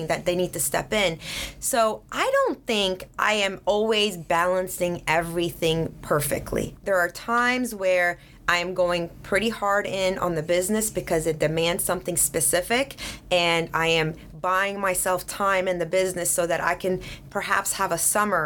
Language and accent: English; Sweden; now in Atlanta, United States; I grew up in Sweden, so we had very open dialogues in class